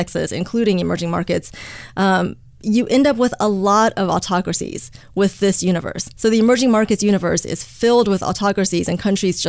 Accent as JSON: {"language": "English", "region": "Beijing", "country": "China", "tie": "born or raised there", "also_born_or_lived": "United States / Hong Kong", "said": "I was born in Beijing, and I grew up in both China and the U.S., going back and forth between the two countries."}